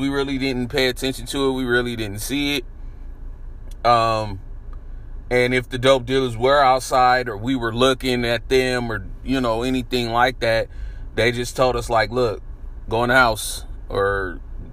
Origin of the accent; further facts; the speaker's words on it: San Francisco, California, United States; I moved to San Francisco around 1984. I was about 3 when I first moved there.